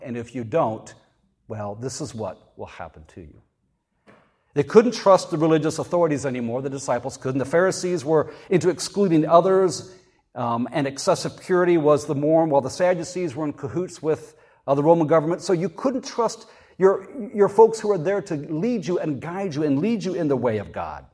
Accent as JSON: {"language": "English", "region": "North Carolina", "country": "United States", "said": "I said North Carolina."}